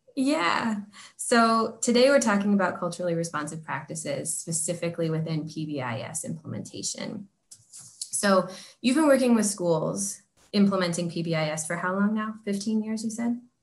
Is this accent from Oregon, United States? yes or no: yes; Oregon, United States; As this like white kid growing up in Oregon.